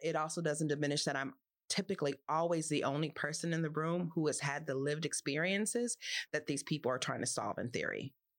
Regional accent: Los Angeles, California, United States; I grew up in Los Angeles

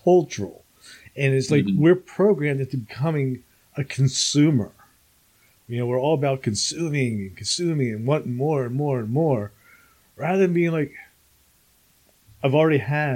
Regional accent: New Jersey, United States; moved away as an adult; also born or lived in Alabama; I grew up here in New Jersey

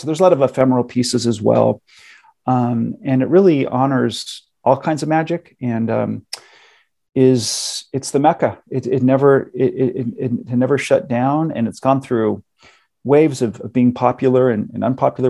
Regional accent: Los Angeles, California, United States; I live and I'm from Los Angeles

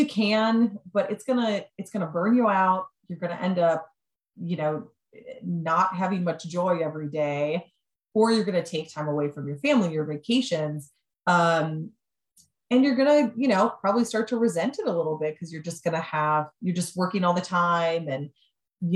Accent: Wisconsin, United States; now in Pittsburgh, United States; I'm from Wisconsin. I do not have any family in Pittsburgh

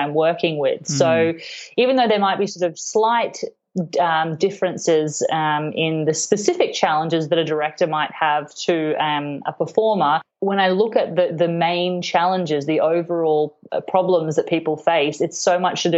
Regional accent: Cairns, Queensland, Australia; now in Melbourne, Australia; I grew up in Queensland, in Cairns, and I played the violin from quite a really young age

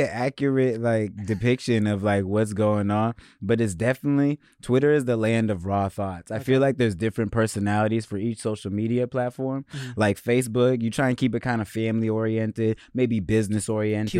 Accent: Seattle, Washington, United States; growing up in Seattle, growing up in America as a black person

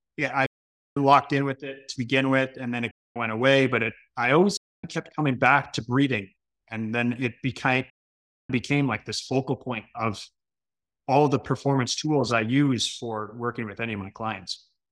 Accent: Canada; being Canadian

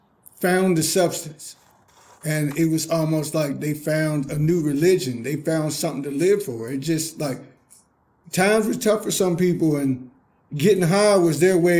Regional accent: Virginia, United States; I grew up on Sunnyside, which is Sunnyside Baptist Caroline.

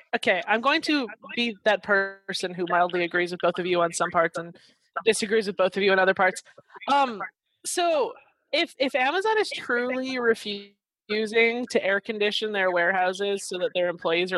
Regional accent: Canada; I'm Canadian.

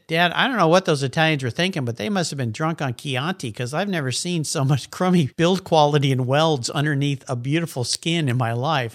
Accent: La Jolla, California, United States; I grew up in La Jolla, California

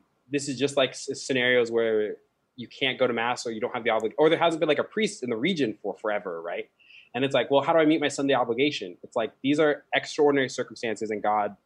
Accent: Colorado, United States; moved away; Colorado, my home state

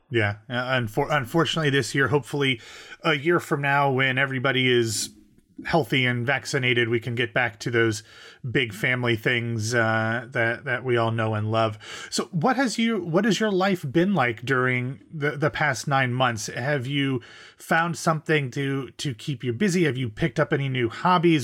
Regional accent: Columbus, Ohio, United States; I'm from Ohio

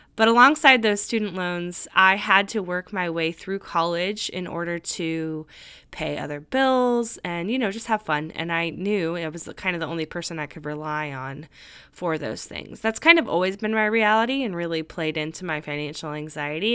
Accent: California, United States; moved away as an adult; also born or lived in Nashville, Tennessee; I moved across the country from my home state of California to Nashville, Tennessee

